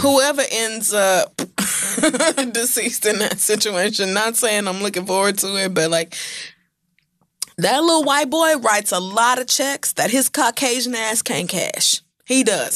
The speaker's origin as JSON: {"language": "English", "region": "Oklahoma", "country": "United States", "tie": "born or raised there", "said": "I grew up in Oklahoma"}